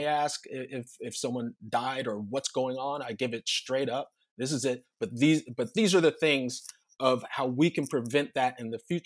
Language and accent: English; Southern California, United States; growing up in Southern California in the suburbs